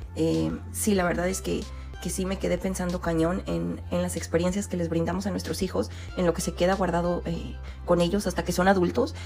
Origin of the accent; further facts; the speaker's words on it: Jalisco, Mexico; moved away; Ahí en Jalisco, de donde yo soy